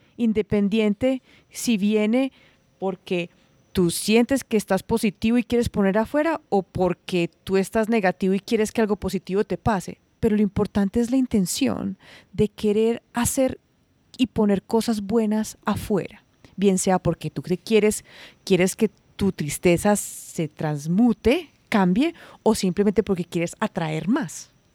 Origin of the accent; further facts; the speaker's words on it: Santuario, Risaralda, Colombia; Santuario es un pueblo chiquitito, es un pueblo pequeño